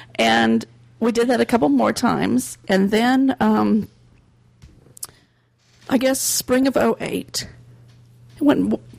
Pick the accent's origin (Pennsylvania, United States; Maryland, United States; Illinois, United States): Illinois, United States; I grew up in Illinois, way far away from Disney